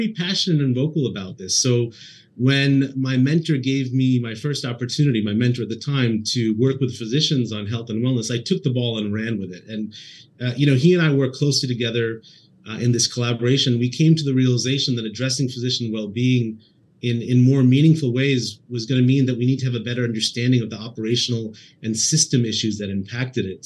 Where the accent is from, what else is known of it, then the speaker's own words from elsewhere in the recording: East Coast, United States; moved away as an adult; also born or lived in Boston / Indianapolis; now in Northern California, United States; I was born and raised on the East Coast, spent all of my time there, and did most of my training in Boston